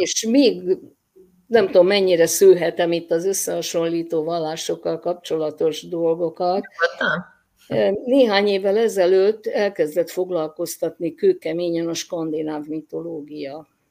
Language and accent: Hungarian; Hungary; én 56-ban születtem, amikor gyakorlatilag minden vallás valamilyen szinten ignorálva volt Magyarországon